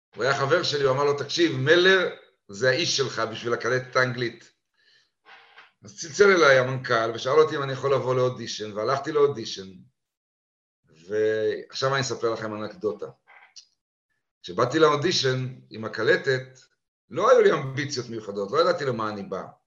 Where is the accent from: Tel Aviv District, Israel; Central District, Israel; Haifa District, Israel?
Haifa District, Israel; Haifa; moved away as an adult; also born or lived in London; גדלתי בחיפה ולמדתי בבית ספר הריאלי